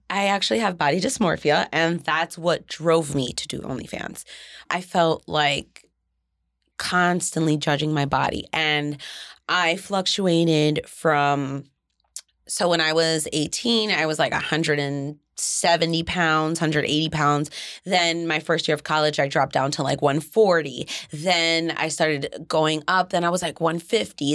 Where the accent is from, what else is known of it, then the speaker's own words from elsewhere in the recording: Jersey City, New Jersey, United States; I'm from Jersey City